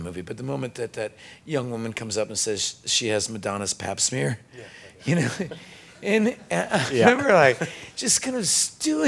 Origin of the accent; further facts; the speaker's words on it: Austin, Texas, United States; I was born in Austin